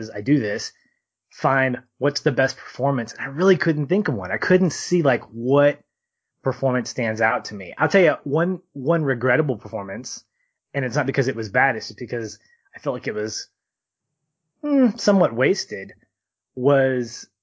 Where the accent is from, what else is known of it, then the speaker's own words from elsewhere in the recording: the South, United States; We're from the South.